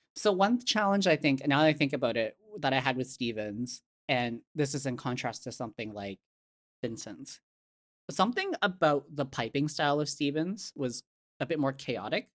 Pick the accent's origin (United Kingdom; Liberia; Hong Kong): Hong Kong; I was born in Hong Kong, my family's from Hong Kong.